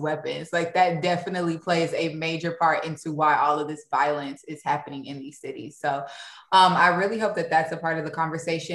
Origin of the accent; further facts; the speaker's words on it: St. Louis, Missouri, United States; I'm from St. Louis